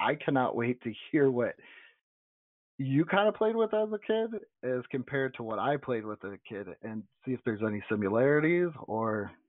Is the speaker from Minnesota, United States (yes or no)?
no; Niagara Falls, New York, United States; we did not have a Toys R Us because we're both from Niagara Falls.